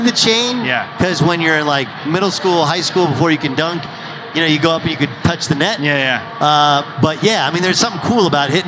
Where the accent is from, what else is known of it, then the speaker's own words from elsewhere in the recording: California, United States; And I grew up in Southern California, but he'd take me back.